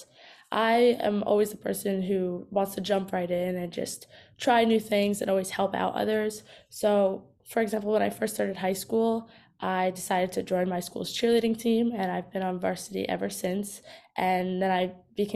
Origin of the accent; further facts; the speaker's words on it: New York City, New York, United States; I'm from New York. I go to high school at Fontbonne Hall Academy in Brooklyn